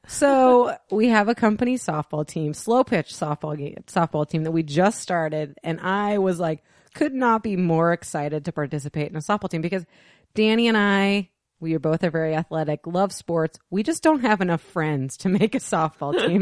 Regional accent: the Northwest, Pacific Northwest, United States; we're from the Northwest

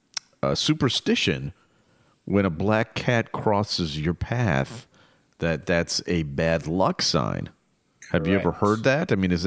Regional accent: United States; as an American

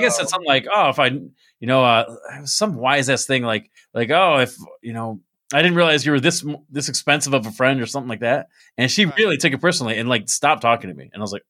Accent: United States; I barely want to be known as American now.

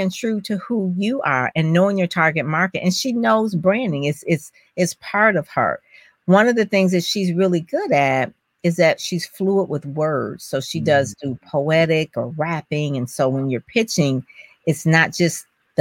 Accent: Detroit, Michigan, United States; I'm from Detroit.

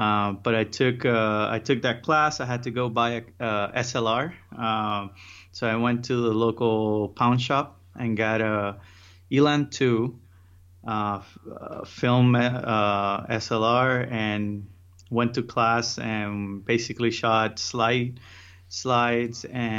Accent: Miami, Florida, United States; also born or lived in Puerto Rico; So I'm from Puerto Rico. I was born there. And around 12, I moved to Miami, and that's where I was raised. I went to college there.

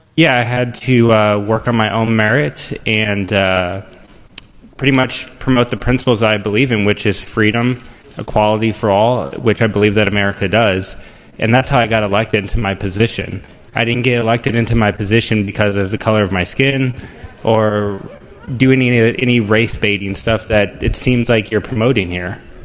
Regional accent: Overland, Missouri, United States; I grew up in St. Louis County

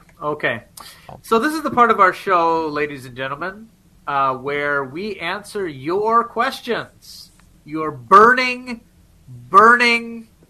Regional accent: United States; now in Japan; I'm American.

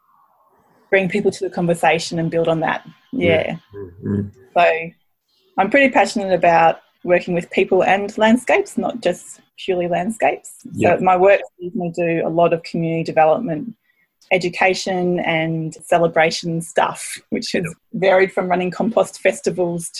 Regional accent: Brisbane, Queensland, Australia; moved away as an adult; now in Tasmania, Australia; originally I come from Queensland in Brisbane, where I grew up on a city farm my dad ran

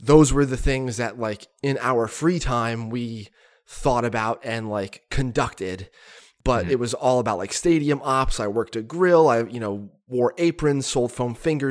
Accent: Catasauqua, Pennsylvania, United States; my front door growing up in Catasauqua

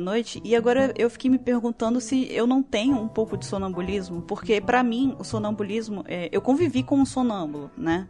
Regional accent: Espírito Santo, Brazil; Eu sou do Espírito Santo

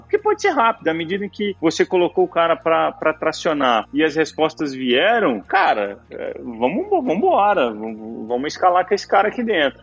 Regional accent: Brazil; como brasileiro, por origem

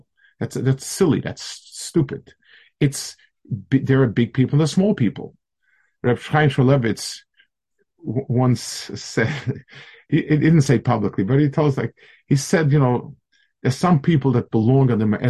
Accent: United States; I told them I'm from America.

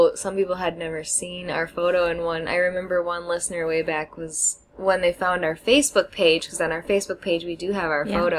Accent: United States; now in China; I'm the American one

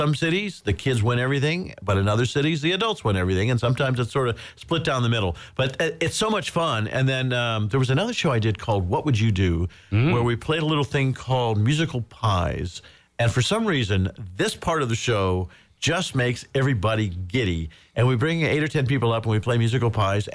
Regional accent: Indiana, United States; moved away as an adult; growing up in Indiana

